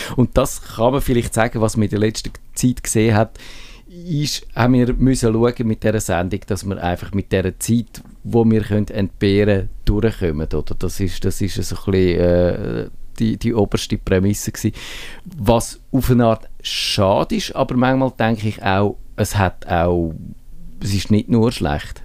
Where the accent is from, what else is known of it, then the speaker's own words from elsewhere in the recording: Switzerland; wir Schweizer